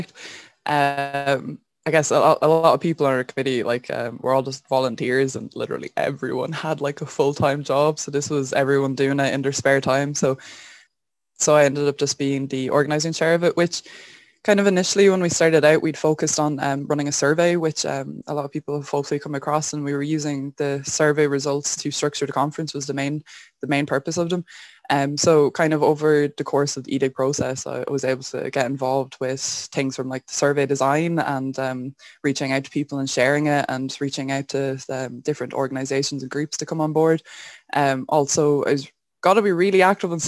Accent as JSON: {"language": "English", "town": "Wexford", "region": "Leinster", "country": "Ireland", "said": "I'm from Wexford"}